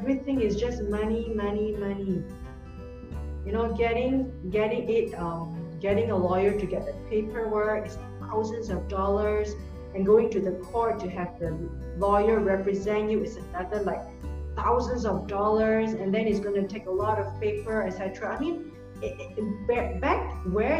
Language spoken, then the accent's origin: English; Singapore; I come from Singapore